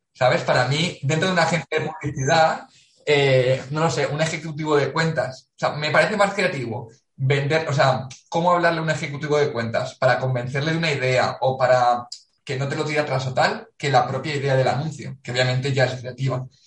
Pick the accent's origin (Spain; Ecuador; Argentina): Spain; Valencia, Valencian Community; moved away as an adult; also born or lived in Macedonia / South Korea / South Africa; Valencia, de donde soy.